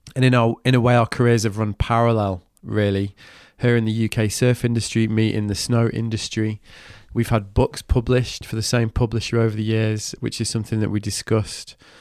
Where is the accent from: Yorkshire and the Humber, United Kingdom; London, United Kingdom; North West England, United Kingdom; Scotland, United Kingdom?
North West England, United Kingdom; Manchester; now in Brighton, United Kingdom; I'm from Manchester